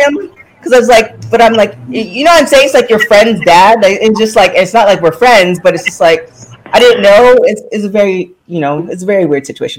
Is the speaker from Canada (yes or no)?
yes; Canada; so I'm also a Canadian girl.